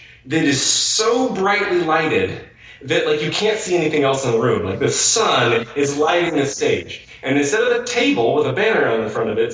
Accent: Missouri, United States

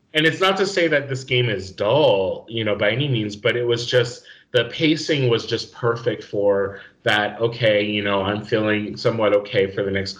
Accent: New Mexico, United States; moved away as an adult; also born or lived in Indiana; New Mexico, my home state

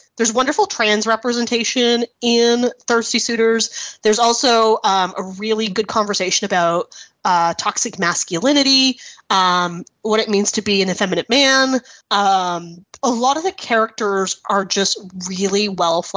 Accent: Canada; accent: Canadian; my Canadian accent

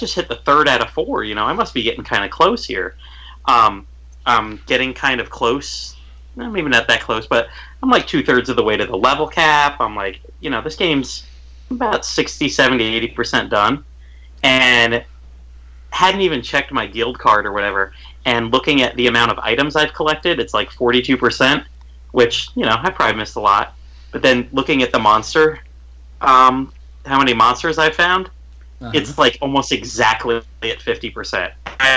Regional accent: St. Petersburg, Florida, United States; I'm from the St. Petersburg area

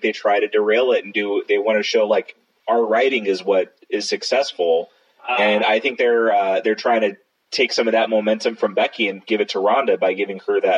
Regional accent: Southern California, United States; moved away; I come from Southern California

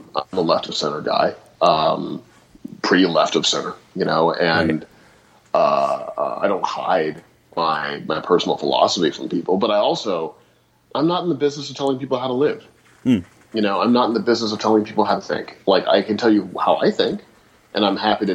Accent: St. Louis, Missouri, United States; I grew up in St. Louis

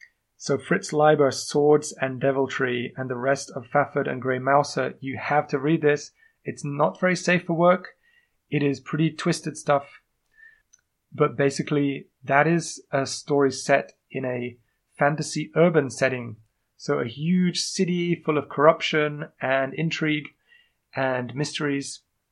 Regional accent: England, United Kingdom; accent: strange; I am indeed English. Although you might not notice from my strange accent.

